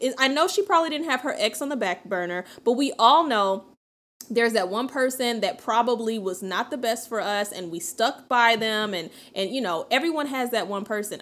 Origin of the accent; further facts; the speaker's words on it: the South, United States; I'm from the South.